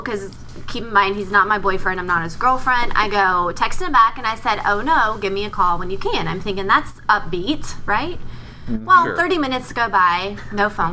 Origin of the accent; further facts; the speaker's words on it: Kentucky, United States; moved away; I'm originally from Kentucky.